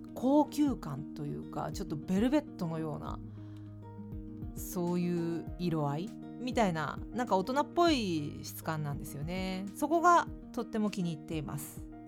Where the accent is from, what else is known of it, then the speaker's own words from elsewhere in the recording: Fukuoka, Japan; moved away; 私の地元福岡